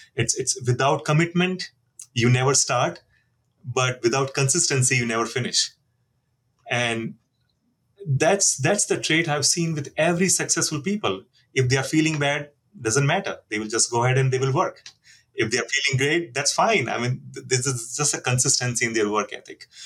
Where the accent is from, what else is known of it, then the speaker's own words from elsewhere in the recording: India; moved away; I'm from India